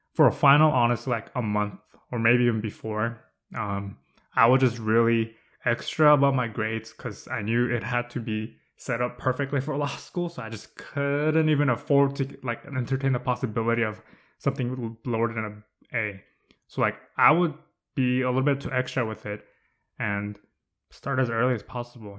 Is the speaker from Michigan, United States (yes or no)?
no; Southern California, United States; moved away as an adult; I'm from SoCal.